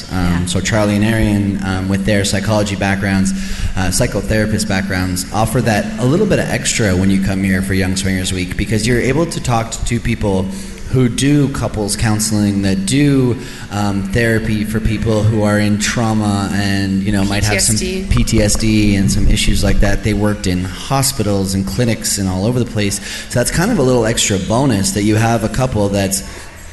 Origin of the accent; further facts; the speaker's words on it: Canada; we're Canadian.